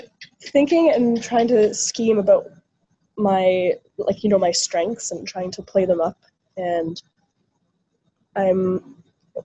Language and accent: English; Ottawa, Ontario, Canada; now in Toronto, Canada; I'm from Ottawa, so there weren't so many clubs growing up